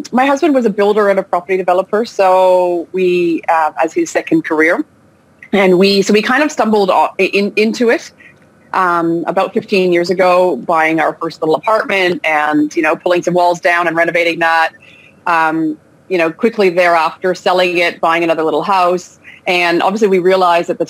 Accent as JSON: {"language": "English", "country": "Canada", "tie": "born or raised there", "also_born_or_lived": "Australia", "moved": "yes", "lives_now": "France", "said": "I was born in France. I grew up in Canada, but then I spent the last 17 years in Australia before moving back to France uh, with my family, you know, as a, as, a, as a grown adult."}